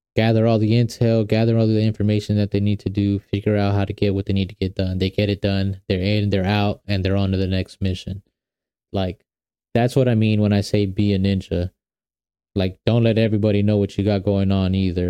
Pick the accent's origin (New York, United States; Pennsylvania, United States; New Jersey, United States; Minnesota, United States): New York, United States; also born or lived in Guatemala (ancestry); now in Atlanta, United States; I'm originally from New York